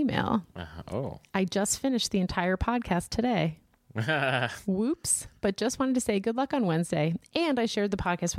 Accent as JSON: {"language": "English", "region": "Washington", "country": "United States", "said": "I actually went to school down in Southern California, but I'm originally from Washington and came back after school."}